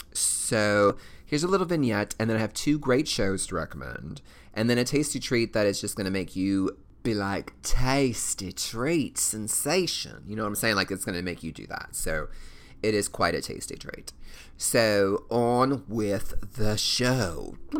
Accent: Kentucky, United States; I'm clearly from Kentucky

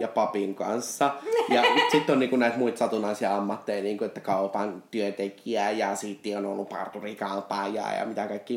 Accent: Vantaa, Uusimaa, Finland; siellä minä 20-vuotiaaksi asti mm. elin suurin mm. piirtein

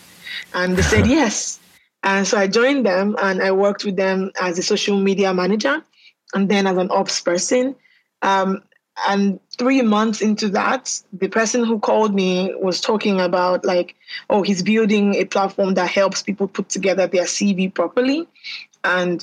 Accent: Nigeria; I'm Nigerian. So I was born in Nigeria and I've lived here most of my life

